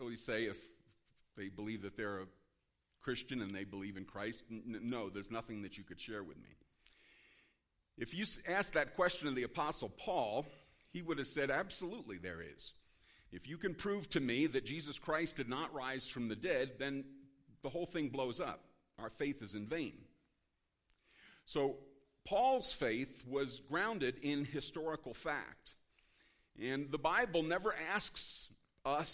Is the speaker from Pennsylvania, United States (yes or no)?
yes; Philadelphia, Pennsylvania, United States; now in Maine, United States; I'm originally from Philadelphia. I now live in Maine